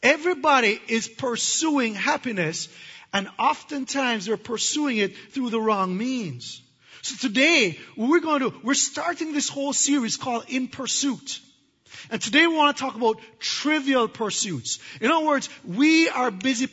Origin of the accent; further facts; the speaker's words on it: Jamaica; I'm from Jamaica, and we have hurricanes